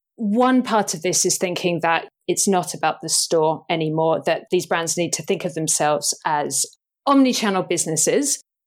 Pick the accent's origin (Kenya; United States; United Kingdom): United Kingdom; I'm thoroughly British